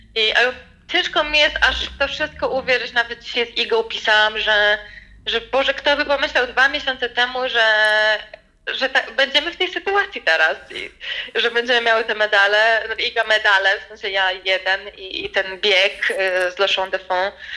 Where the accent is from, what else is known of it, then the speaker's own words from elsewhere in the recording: Poland; ja jestem z Polski